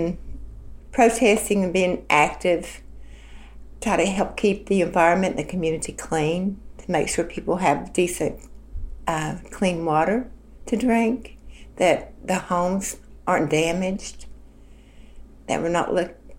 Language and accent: English; Lenore, West Virginia, United States; I'm from Lenore, West Virginia. I've lived here for the last 47 years